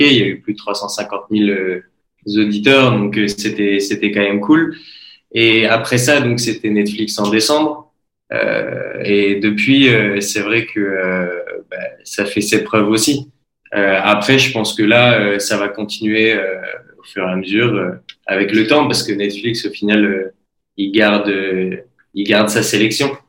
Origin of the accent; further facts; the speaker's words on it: Belgium; now in Montpellier, France; qui ai l'habitude maintenant de vivre à Montpellier et de dire aux gens, je suis belge